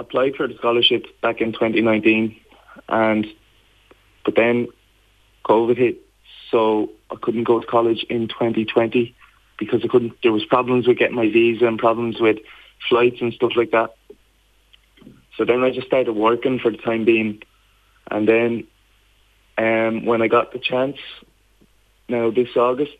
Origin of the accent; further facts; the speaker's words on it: Wexford, County Wexford, Ireland; moved away as an adult; now in West Virginia, United States; I'm originally from Clondara, Clonard